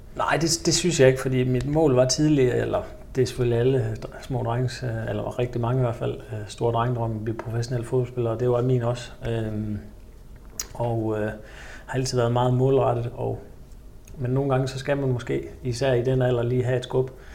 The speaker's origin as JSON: {"language": "Danish", "town": "Ølgod", "region": "Southern Denmark", "country": "Denmark", "tie": "born or raised there", "also_born_or_lived": "Nuremberg", "moved": "as an adult", "said": "i min hjemby Ølgod"}